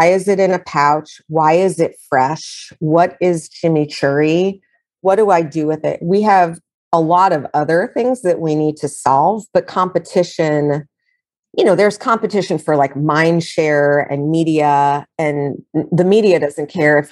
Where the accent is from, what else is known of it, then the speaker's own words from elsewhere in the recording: New York City, New York, United States; I'm a New Yorker